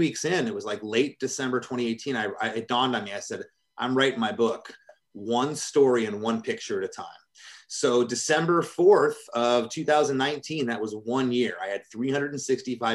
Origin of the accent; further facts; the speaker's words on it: Michigan, United States; I'm from Michigan